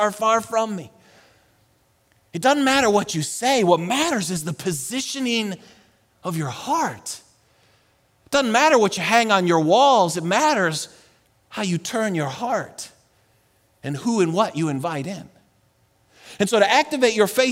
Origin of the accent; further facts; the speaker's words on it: Buffalo, New York, United States; also born or lived in Colorado; now in Texas, United States; I'm from Buffalo